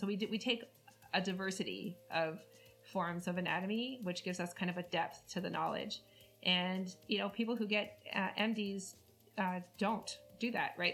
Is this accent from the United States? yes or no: no; Canada; I'm Canadian, so I had French.